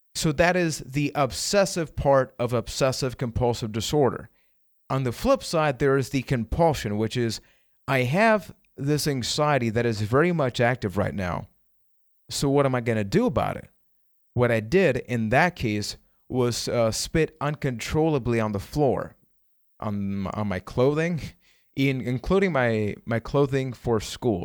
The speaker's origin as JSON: {"language": "English", "country": "Puerto Rico", "said": "I am from Puerto Rico."}